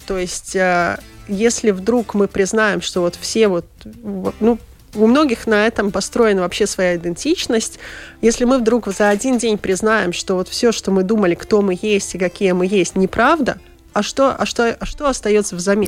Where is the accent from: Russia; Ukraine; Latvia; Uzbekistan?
Latvia; born or raised there; first language Russian